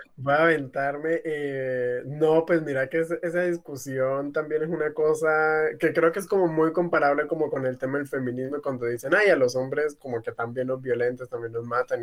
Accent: Tumaco, Nariño, Colombia; now in Cali, Colombia; Yo, por ejemplo, vengo de Tumaco, yo soy migrante y estoy viviendo ahorita acá en la ciudad de Cali.

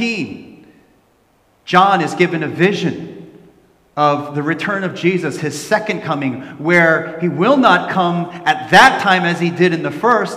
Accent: New Jersey, United States; I grew up in New Jersey

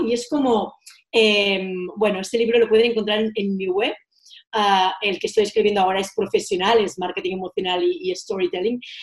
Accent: Girona, Catalonia, Spain; moved away as an adult; also born or lived in Menorca; Mis padres y mis abuelos eh, tuvieron un hostal en mi ciudad natal, Girona

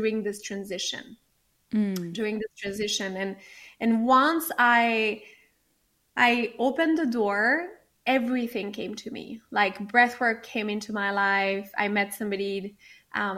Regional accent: France; moved away as an adult; now in Los Angeles, United States; I grew up in France

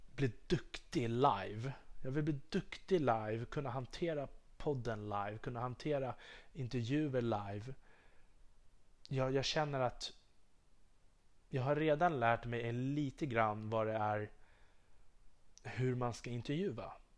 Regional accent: Sweden; jag är svensk, jag är patriot

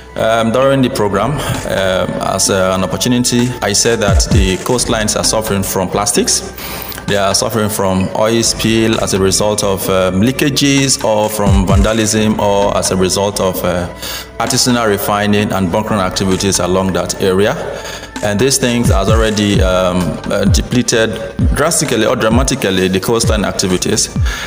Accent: Minimbie, Akassa Kingdom, Bayelsa, Nigeria; I am from Minimbie in Akasa Kingdom.

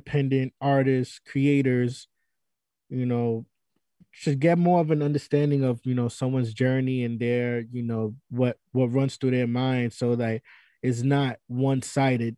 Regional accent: New York City, New York, United States; moved away; also born or lived in Jersey City, New Jersey; I'm from the Bronx

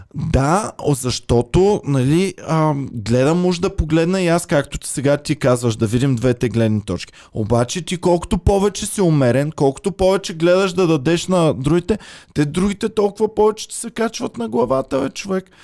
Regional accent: Bulgaria; moved away; also born or lived in Austria; без нея няма да сме българи

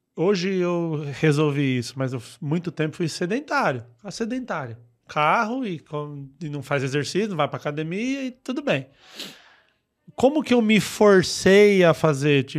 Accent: Mauá, São Paulo, Brazil; accent: caipira; E eu sou de lá. Eu moro, desde o meu primeiro dia de vida, eu moro naquela cidade

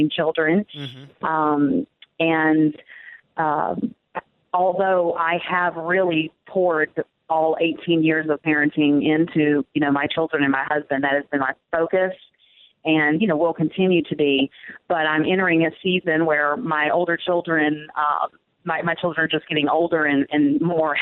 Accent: the Bible Belt, United States; I grew up in the Bible Belt

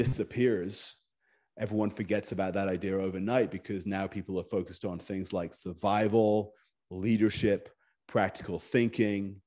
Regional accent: Scotland, United Kingdom; moved away as an adult; also born or lived in Japan; I grew up in Scotland.

